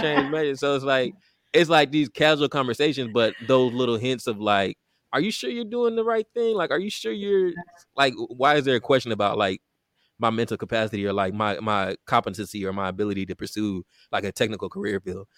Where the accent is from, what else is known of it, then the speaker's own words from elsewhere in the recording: Richmond, Texas, United States; I grew up in Richmond, Texas, a suburb of Houston, Texas